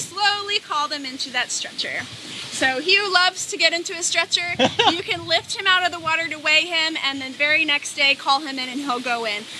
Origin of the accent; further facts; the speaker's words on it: Hawaii, United States; moved away; I'm from Hawaii.